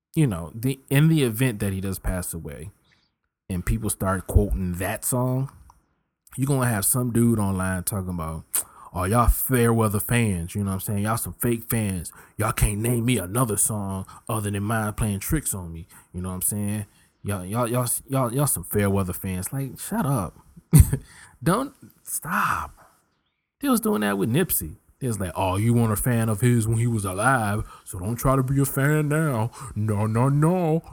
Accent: Richmond, Virginia, United States; moved away; also born or lived in Philadelphia, Pennsylvania / Tulsa, Oklahoma; this East Coast boy who's born in Philly, raised in Richmond

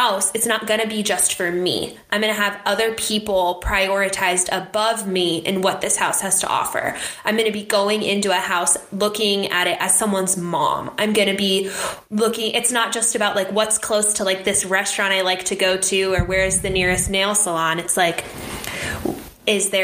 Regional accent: Phoenix, Arizona, United States; I'm from Phoenix, this is where I'm from

